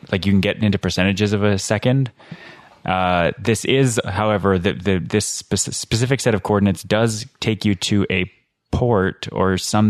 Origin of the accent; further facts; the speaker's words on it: Alberta, Canada; now in Ottawa, Canada; I'm from Alberta